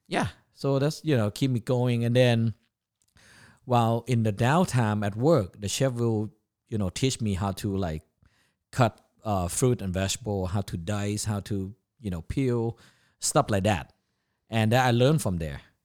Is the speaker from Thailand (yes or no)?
yes; Chiang Mai, Thailand; English is a second language; also born or lived in Bangkok, Thailand / Orlando, United States; now in United States; I was born in Bangkok, Thailand in nineteen seventy. And then when I was six, seven years old, my parents moved up north, um, the northern Thailand. And, uh, where I was, uh, grew up is called, uh, Chiang Mai.